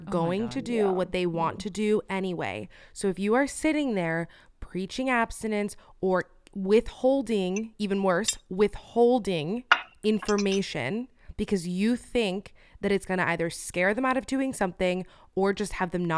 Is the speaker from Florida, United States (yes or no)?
yes; Miami, Florida, United States; now in Los Angeles, United States; I am from Miami